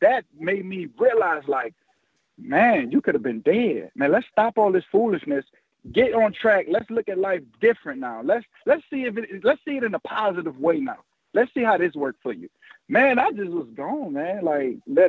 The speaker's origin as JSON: {"language": "English", "town": "New Orleans", "region": "Louisiana", "country": "United States", "tie": "born or raised there", "said": "I always wanted to play for my hometown team"}